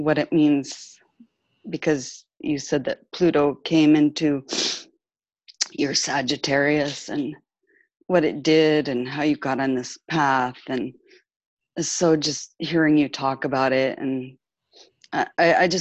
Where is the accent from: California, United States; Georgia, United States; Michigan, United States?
California, United States; moved away as an adult; now in France; I'm from California, but I've been living in France for 5 years